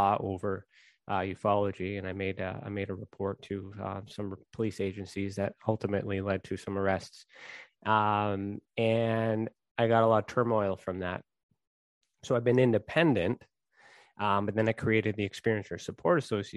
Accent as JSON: {"language": "English", "country": "Canada", "said": "I am Canadian"}